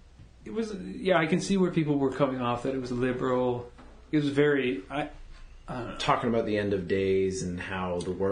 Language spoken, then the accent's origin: English; Canada; We're Canadians